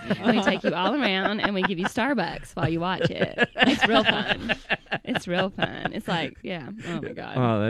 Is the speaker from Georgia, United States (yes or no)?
yes; Calhoun, Georgia, United States; I'm from Calhoun. We have a Nike outlet.